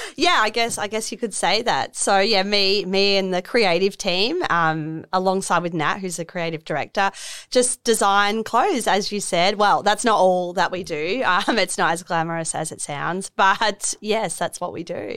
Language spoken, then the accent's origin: English; Melbourne, Victoria, Australia; moved away as an adult; also born or lived in London; now in Miami, Australia; I'm originally from Melbourne